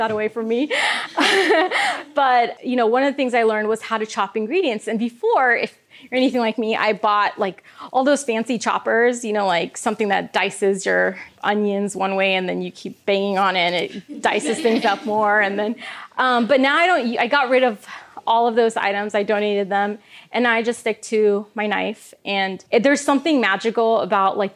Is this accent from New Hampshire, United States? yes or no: no; Kansas, United States; I grew up in Kansas and there were no vegetarian options there